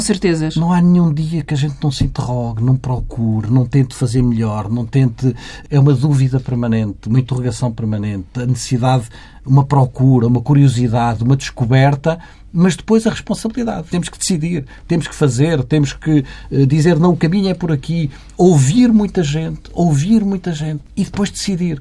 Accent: Valença, Norte, Portugal; eu sou minhoto, enfim, como sabe, sou, sou, de Valença, não podia ser mais ao norte do que Valença

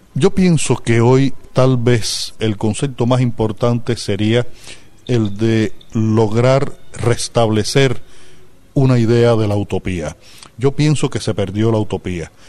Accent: Cuba; yo como cubano

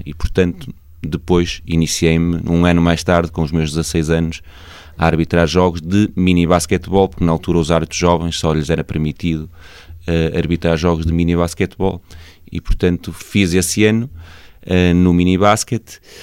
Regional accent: Senhora da Hora, Norte, Portugal; eu sou natural da, da Senhora da Hora

